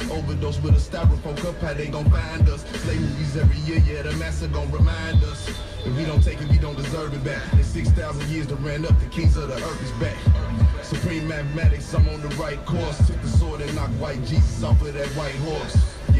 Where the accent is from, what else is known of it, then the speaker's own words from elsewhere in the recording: Orlando, Florida, United States; I remember as a fan growing up in Orlando